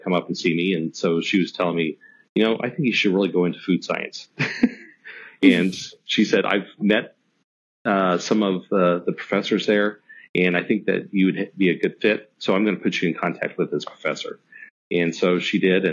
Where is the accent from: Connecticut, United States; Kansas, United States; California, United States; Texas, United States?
Kansas, United States; about an hour and a half from Manhattan; my hometown is actually just an hour and a half away from Manhattan